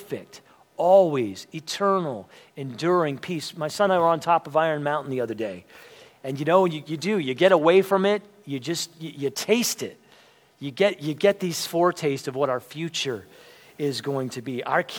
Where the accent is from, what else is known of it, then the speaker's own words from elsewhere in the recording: Lancaster County, Pennsylvania, United States; I grew up in Lancaster County, Pennsylvania